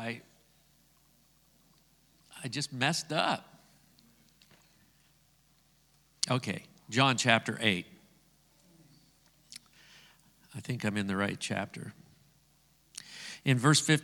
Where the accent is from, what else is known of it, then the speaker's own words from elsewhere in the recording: Scotland, United Kingdom; I'm Scottish.